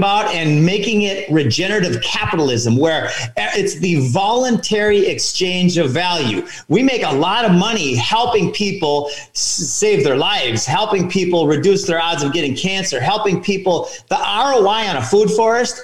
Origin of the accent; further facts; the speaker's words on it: Minnesota, United States; I grew up in Minnesota